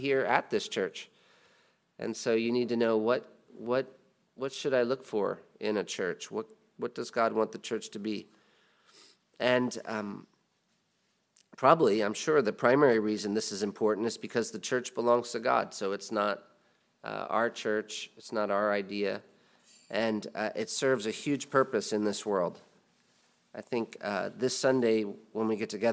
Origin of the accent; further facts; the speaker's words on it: United States; as an American